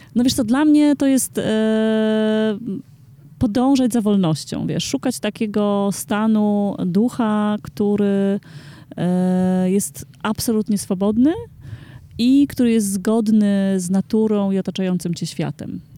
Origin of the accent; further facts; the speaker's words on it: Warmian-Masurian Voivodeship, Poland; now in Warsaw, Poland; jestem z Mazur